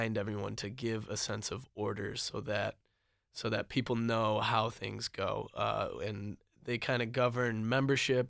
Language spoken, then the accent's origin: English; Detroit, Michigan, United States; moved away; I come from the Metro Detroit area where I don't even know my neighbors very well